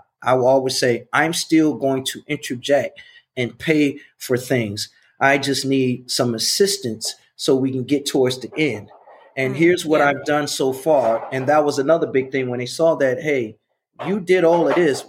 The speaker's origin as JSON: {"language": "English", "town": "Chicago", "region": "Illinois", "country": "United States", "said": "I'm from Chicago"}